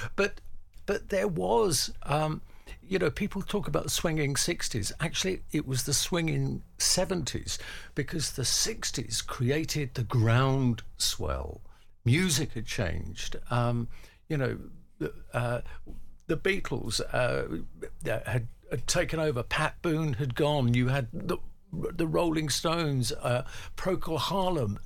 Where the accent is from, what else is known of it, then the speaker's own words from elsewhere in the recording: London, United Kingdom; I grew up in the East End of London